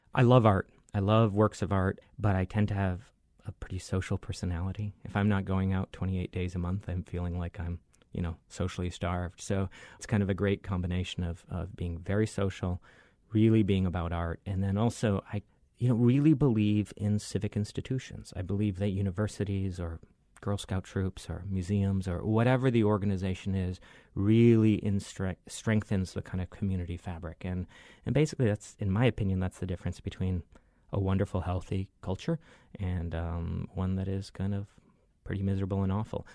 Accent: Michigan, United States; moved away as an adult; now in Honolulu, United States; I grew up in Michigan

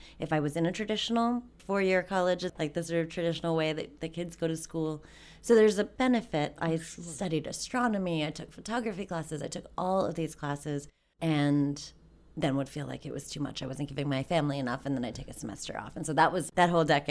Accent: Maryland, United States; born there; also born or lived in Bangladesh; So I was born here in Maryland, and my parents had migrated here 10 years prior during the Bangladesh-Pakistan War.

